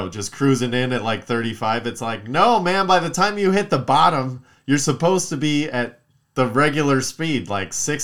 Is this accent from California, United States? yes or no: yes; Palmdale, California, United States; I grew up in Palmdale